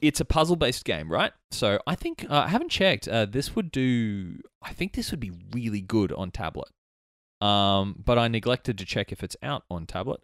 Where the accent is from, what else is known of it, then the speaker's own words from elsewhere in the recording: Albany Creek, Queensland, Australia; I grew up in Albany Creek